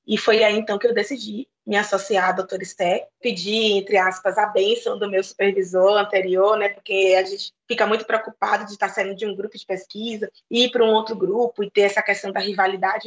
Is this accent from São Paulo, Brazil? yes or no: no; Bahia, Brazil; na Bahia, de onde eu venho, existe uma unidade da Fiocruz